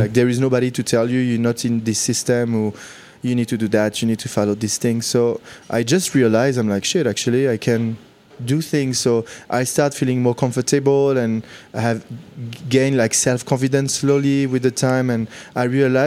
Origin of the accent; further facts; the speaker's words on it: Lyon, Auvergne-Rhône-Alpes, France; moved away as an adult; also born or lived in London / China; now in Hong Kong; I grew up in the suburb of Lyon, so in the south, like 3 miles away from Lyon